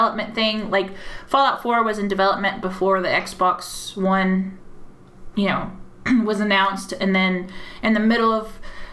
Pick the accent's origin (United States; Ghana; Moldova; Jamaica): United States; moved away as an adult; now in United Kingdom; I'm an American, and being born and raised in America